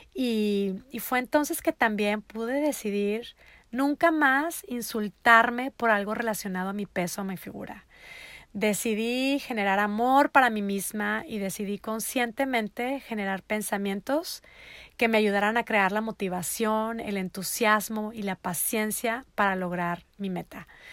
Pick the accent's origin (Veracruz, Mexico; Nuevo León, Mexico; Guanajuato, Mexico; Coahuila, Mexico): Nuevo León, Mexico; Monterrey; moved away as an adult; also born or lived in Netherlands; now in United States; Yo soy de Monterrey, Nuevo León, México, mi amada ciudad en donde está el resto de mi hermosa familia